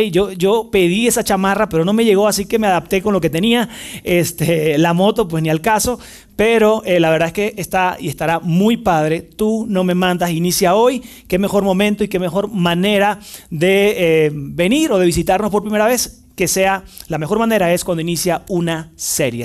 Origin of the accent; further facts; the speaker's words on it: Venezuela; moved away; trabajé en el cuerpo de bomberos en mi país, en Venezuela, es el país donde nací